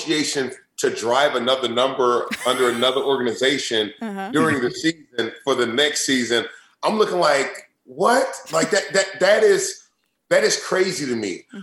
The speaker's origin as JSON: {"language": "English", "region": "Indiana", "country": "United States", "tie": "born or raised there", "said": "growing up, I'm from Indiana"}